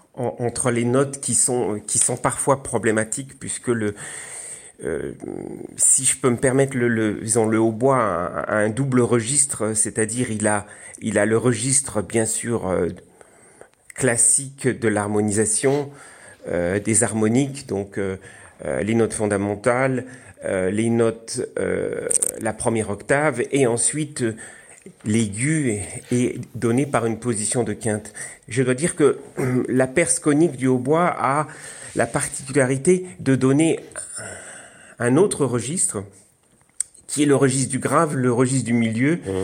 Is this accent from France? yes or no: yes; Alsace, Grand Est, France; je suis alsacien